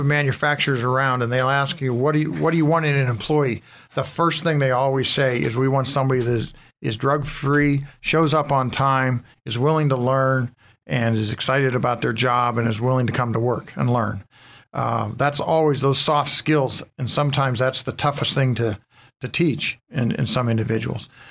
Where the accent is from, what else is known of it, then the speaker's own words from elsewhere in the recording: Harborcreek, Pennsylvania, United States; born and raised in Harbor Creek